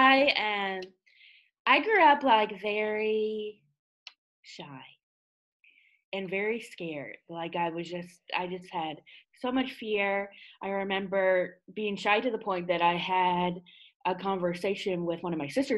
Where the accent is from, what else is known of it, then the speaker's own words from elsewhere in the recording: Ottawa, Ontario, Canada; I hail from Ottawa, Canada